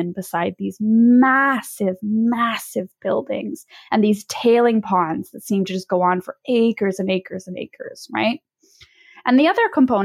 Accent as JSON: {"language": "English", "region": "Quebec", "country": "Canada", "tie": "born or raised there", "said": "I grew up in Quebec"}